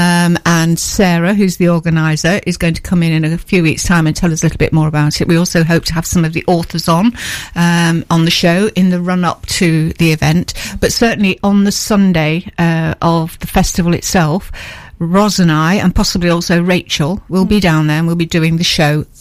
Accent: Nottinghamshire, East Midlands, United Kingdom; moved away as an adult; now in Newark, United Kingdom; I'm born and bred in Nottinghamshire, I moved around all over the country and all over the world

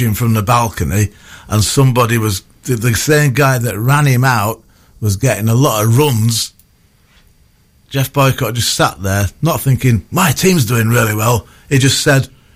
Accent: Leeds, Yorkshire and the Humber, United Kingdom; I was born in Headingley

